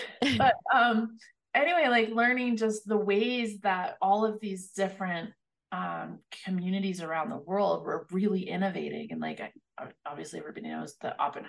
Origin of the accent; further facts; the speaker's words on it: Northern Arizona, United States; I grew up in Northern Arizona, so right miles from the Navajo reservation.